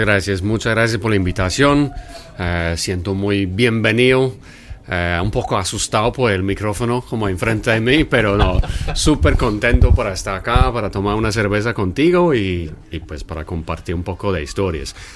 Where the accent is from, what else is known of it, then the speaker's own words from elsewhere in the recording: England, United Kingdom; Spanish is a second language; moved away as an adult; also born or lived in Cheltenham / Oxford / Colombia; porque yo sí soy inglés